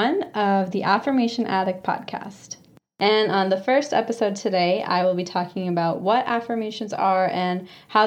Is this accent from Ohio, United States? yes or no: no; Phoenix, Arizona, United States; I was born and raised in Phoenix, Arizona